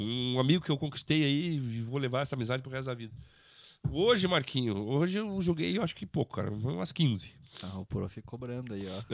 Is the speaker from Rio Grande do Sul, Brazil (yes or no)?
yes; Bento Gonçalves, Rio Grande do Sul, Brazil; now in Lages, Brazil; Bento Gonçalves, que é a minha cidade onde eu nasci